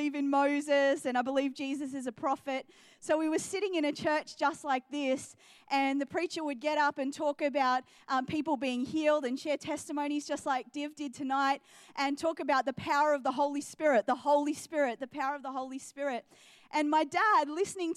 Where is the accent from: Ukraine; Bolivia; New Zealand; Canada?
New Zealand; also born or lived in England / Adelaide, Australia / Geelong, Australia; now in Australia; So born into a Muslim family, and we moved to New Zealand when I was 2 years old, and so grew up in New Zealand.